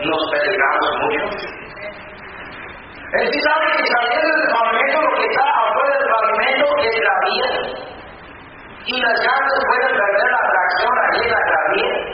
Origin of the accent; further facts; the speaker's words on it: near Niagara Falls, New York, United States; moved away; Yo vengo del estado muy pegado a Canadá, río Niagara, ciudad de público, los cataratas de Niagara se veían de mi casa.